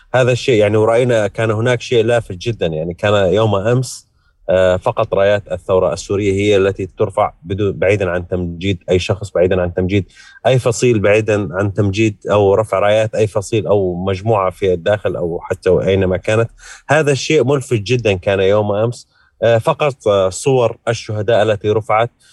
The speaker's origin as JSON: {"language": "Arabic", "town": "Daraa", "region": "Daraa Governorate", "country": "Syria", "said": "أنا ابن درعا"}